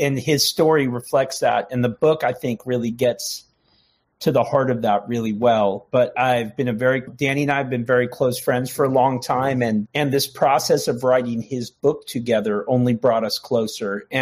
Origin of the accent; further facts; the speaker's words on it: United States; also born or lived in Canada; I was born in Canada to Irish parents and grew up on the Mexican border